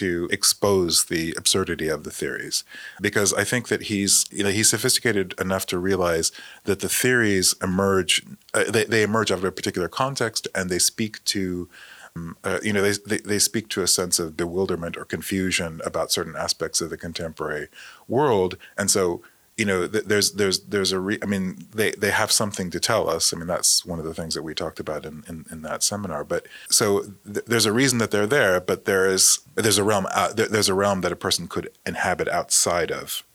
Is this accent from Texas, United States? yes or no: yes; Austin, Texas, United States; moved away; also born or lived in Spokane; I said I was from Austin